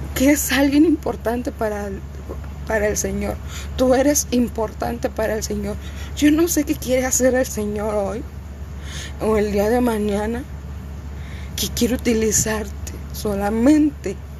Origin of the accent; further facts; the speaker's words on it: Cuernavaca, Morelos, Mexico; moved away; yo soy de Cuernavaca, Morelos, yo soy de México, originariamente no, pero yo soy de México.